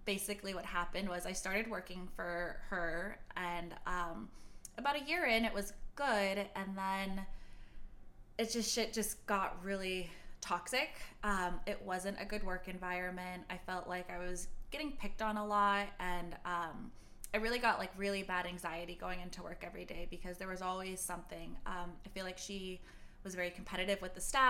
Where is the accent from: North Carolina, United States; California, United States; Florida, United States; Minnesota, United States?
California, United States; Beverly Hills; I grew up in Beverly Hills